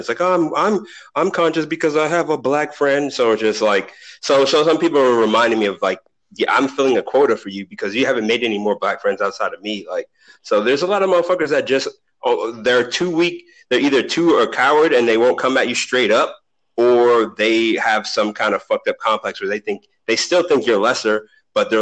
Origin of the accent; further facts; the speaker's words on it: Boston, Massachusetts, United States; I'm from Boston